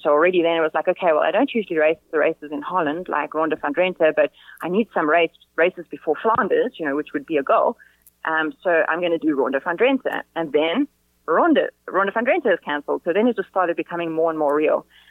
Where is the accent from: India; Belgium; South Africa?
South Africa; now in Spain; we're South African